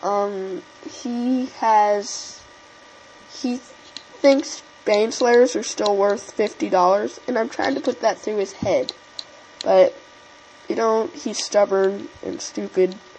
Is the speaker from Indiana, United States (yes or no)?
yes; Indiana, United States; I am from Indiana